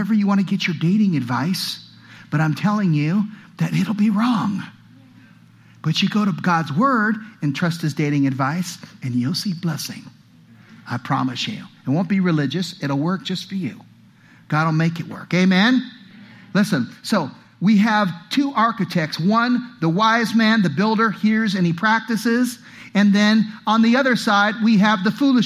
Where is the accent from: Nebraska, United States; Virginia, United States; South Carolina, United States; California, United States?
California, United States; now in Utah, United States; I come from California